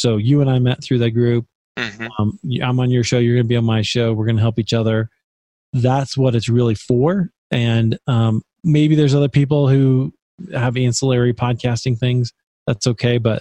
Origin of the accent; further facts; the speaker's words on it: Des Moines, Iowa, United States; my hometown where I'm from, in Des Moines, Iowa.